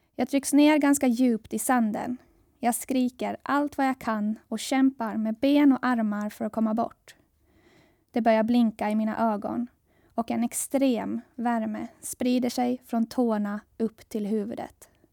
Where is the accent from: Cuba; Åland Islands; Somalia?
Åland Islands; Saltvik; also born or lived in Gothenburg, Sweden / Jönköping, Sweden; Jag växte upp i Saltvik, i Kroklund